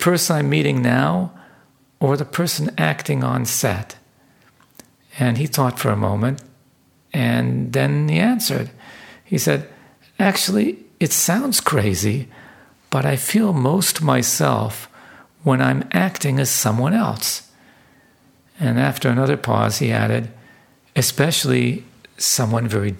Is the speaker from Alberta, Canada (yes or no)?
no; Vancouver, British Columbia, Canada; my hometown of Vancouver